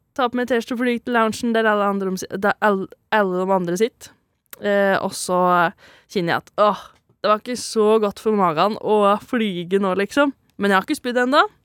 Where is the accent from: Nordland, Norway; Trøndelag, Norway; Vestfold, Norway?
Trøndelag, Norway; Valset; accent: broad dialect; fra ei bygd som heter Valset. Det er derfor jeg har litt bred dialekt.